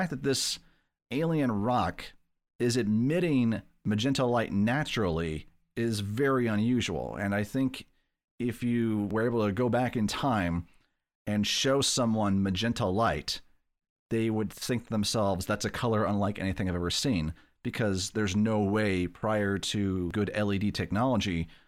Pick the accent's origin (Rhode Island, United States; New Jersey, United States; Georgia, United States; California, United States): Rhode Island, United States; Providence; Like, no, I'm from Providence, which also is where H.P. Lovecraft spent, I think, most of his life, right?